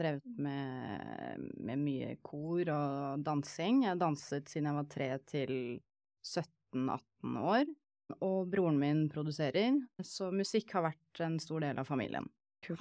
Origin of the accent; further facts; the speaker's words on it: Oslo, Norway; Født og oppvokst på Bislett Sankthanshaugen.